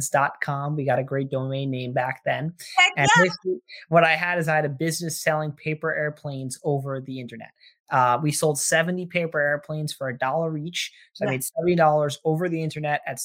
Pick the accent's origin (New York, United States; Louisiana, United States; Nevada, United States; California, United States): New York, United States; Armonk; also born or lived in Boston, Massachusetts; I grew up in Armonk, New York, which is in Westchester County, basically the suburbs of New York City